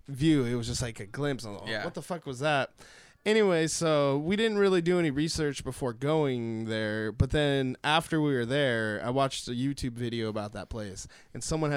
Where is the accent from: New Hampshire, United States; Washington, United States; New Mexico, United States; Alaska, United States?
New Mexico, United States; we're from New Mexico